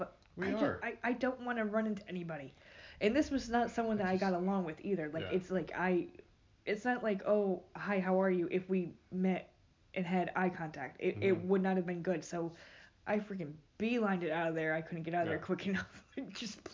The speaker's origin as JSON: {"language": "English", "region": "New York", "country": "United States", "tie": "born or raised there", "moved": "as an adult", "said": "I was born and raised in New York"}